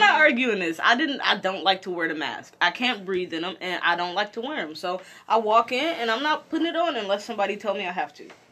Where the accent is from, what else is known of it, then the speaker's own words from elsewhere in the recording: Detroit, Michigan, United States; I'm from Detroit